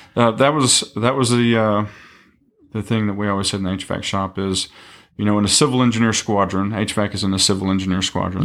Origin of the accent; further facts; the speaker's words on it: East Texas, United States; originally from East Texas, um, Tyler, Longview, Kilgore area. Um, grew up there all my life